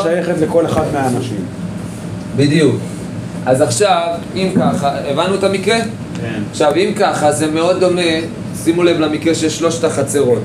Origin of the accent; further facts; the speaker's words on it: Jerusalem, Jerusalem District, Israel; אני ירושלמי